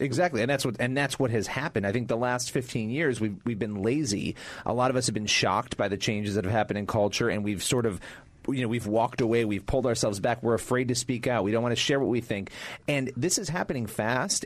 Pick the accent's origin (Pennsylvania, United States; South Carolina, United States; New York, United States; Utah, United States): New York, United States; Rochester; I grew up in Rochester, New York, which was a much more balanced place ideologically.